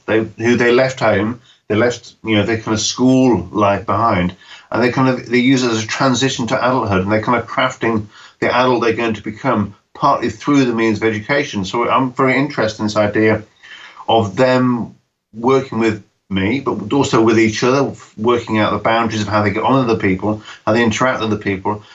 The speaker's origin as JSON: {"language": "English", "country": "United Kingdom", "tie": "born or raised there", "said": "when I grew up in Britain in the 1970s"}